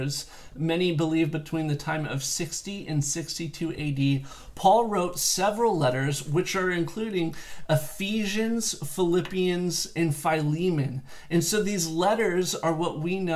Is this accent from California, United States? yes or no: yes; South Bay Area, California, United States; also born or lived in Santa Barbara; now in Palos Verdes, United States; I am originally from the South Bay Area, and for two generations back, I've had family that have lived here in Palos Verdes